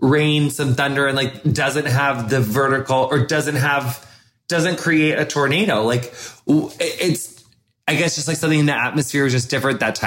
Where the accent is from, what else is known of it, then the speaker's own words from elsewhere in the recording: Quincy, United States; my hometown Quincy is like on a bluff